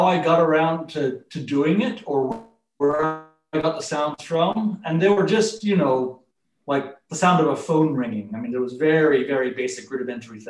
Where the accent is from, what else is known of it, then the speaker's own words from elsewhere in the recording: Cupertino, California, United States; I born in Stanford Hospital, grew up in Cupertino, which is in the South Bay